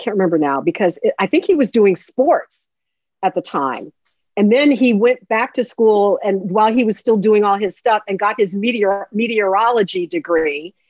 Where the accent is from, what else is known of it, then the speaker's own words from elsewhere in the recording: Chicago, Illinois, United States; moved away as an adult; now in Houston, United States; when I came here in 1989. I remember when I was growing up in Chicago